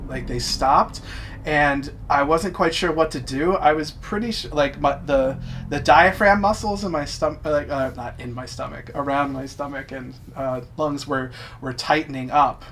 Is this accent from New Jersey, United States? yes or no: yes; New Jersey, United States; I'm from South Jersey